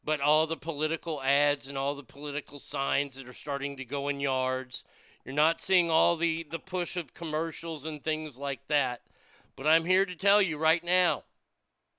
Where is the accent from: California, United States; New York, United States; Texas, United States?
Texas, United States; as a Texan